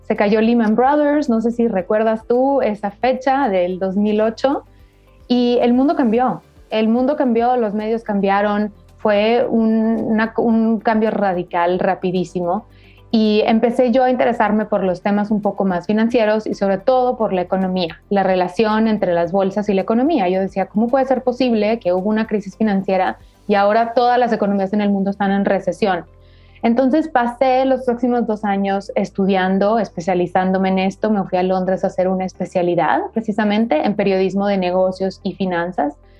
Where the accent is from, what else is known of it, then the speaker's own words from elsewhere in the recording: Monterrey, Nuevo León, Mexico; now in Mexico City, Mexico; Yo soy de Monterrey, Nuevo León, soy del norte de México